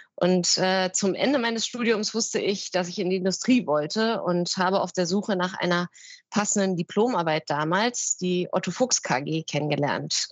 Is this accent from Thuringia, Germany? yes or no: no; Berlin, Germany; also born or lived in North Rhine-Westphalia; bin deswegen ähm, in meine Heimat Berlin zurückgekehrt